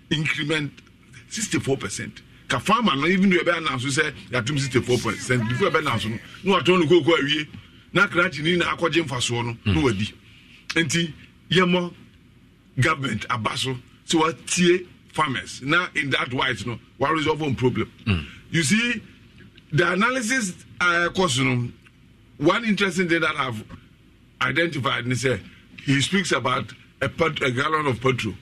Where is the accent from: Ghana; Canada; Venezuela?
Ghana; I'm a Ghanaian